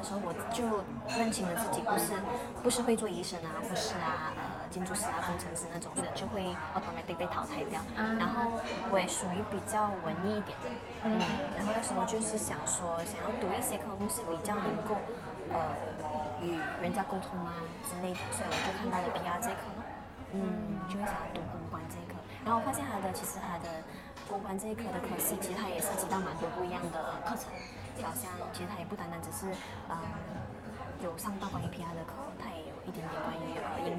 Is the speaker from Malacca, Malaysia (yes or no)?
no; Ipoh, Perak, Malaysia; now in Kuala Lumpur, Malaysia; 因为我其实之前是从就前两个月我是从怡保来到呃 KL 吉隆坡这边